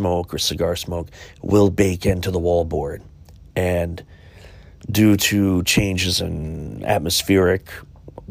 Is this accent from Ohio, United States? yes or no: yes; Chillicothe, Ohio, United States; my hometown of Chillicothe, Ohio, Ohio's first capital.